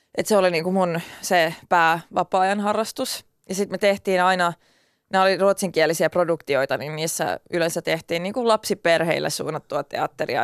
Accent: Turku, Southwest Finland, Finland; accent: Turku dialect (Finland Swedish); first language Swedish; Finnish is a second language; mun turkulaisella murteella

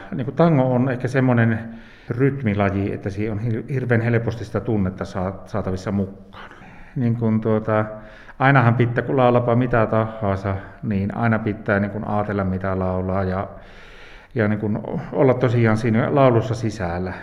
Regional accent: Nilsiä, North Savo, Finland; täällä oltiin näin omilla kotikulmilla

